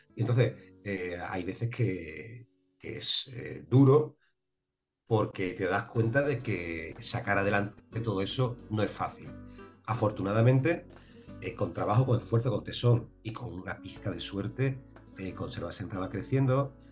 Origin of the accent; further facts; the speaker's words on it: Sanlúcar de Barrameda, Andalusia, Spain; moved away as an adult; also born or lived in Seville / Madrid / Chicago / New York; puedo decir que como en San Lucas de Barrameda, al menos para mí y para muchísima gente, no se vive en ningún sitio